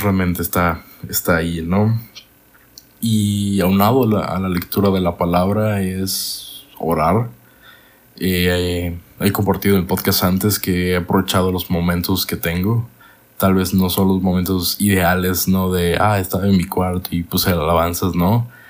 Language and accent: Spanish; Monterrey, Nuevo León, Mexico; also born or lived in Guadalajara; Yo, siendo niño, me fui a la ciudad de Monterrey con mi mamá